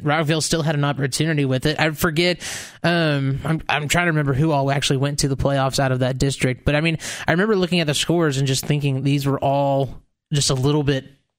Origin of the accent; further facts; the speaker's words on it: Mount Juliet, Tennessee, United States; I'm from Mount Juliet, Tennessee.